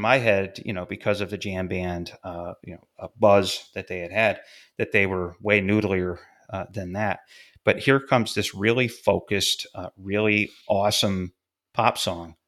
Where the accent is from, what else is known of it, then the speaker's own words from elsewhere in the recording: Fulton, New York, United States; a little north of my hometown, uh, Fulton, New York